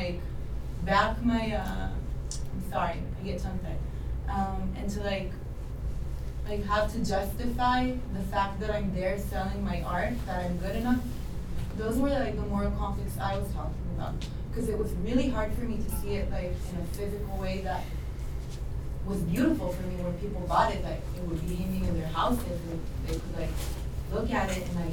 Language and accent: English; Tel Aviv, Tel Aviv District, Israel; moved away; I'm from Tel Aviv.